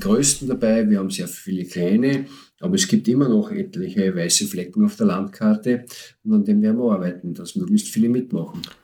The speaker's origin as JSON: {"language": "German", "country": "Austria", "said": "bei uns in Österreich"}